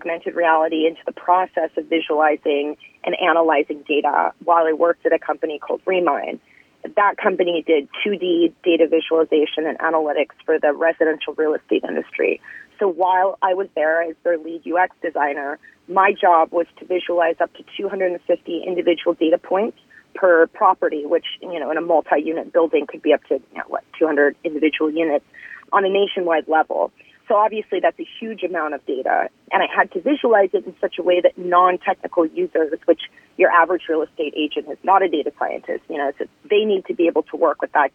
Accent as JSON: {"language": "English", "region": "Midwest", "country": "United States", "tie": "born or raised there", "also_born_or_lived": "California", "moved": "yes", "lives_now": "Los Angeles, United States", "said": "I was born in California. When I was 8 years old, my family moved to the Midwest because my dad graduated from college"}